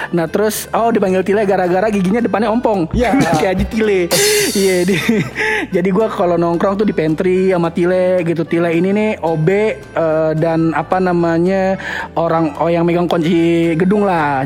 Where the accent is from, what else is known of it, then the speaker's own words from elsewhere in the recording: Betawi, Jakarta, Indonesia; gue orang Betawi